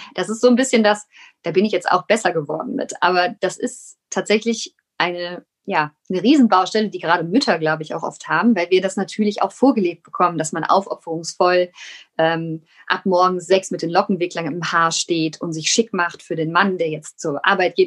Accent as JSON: {"language": "German", "region": "Rhineland", "country": "Germany", "said": "ich bin ja aus dem Rheinland. Ich kann zwar kein Kölsch"}